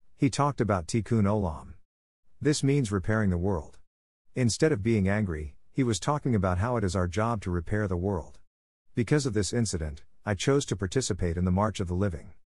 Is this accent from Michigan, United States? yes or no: no; Long Island, New York, United States; Growing up on Long Island, New York, I was privileged